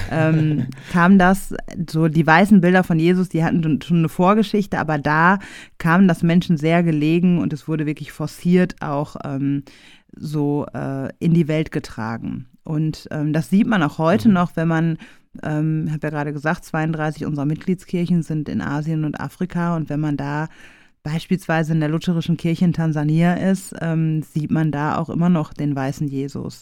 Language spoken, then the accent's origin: German; Essen, North Rhine-Westphalia, Germany; ich bin ähm, im Weigelhaus in Essen groß geworden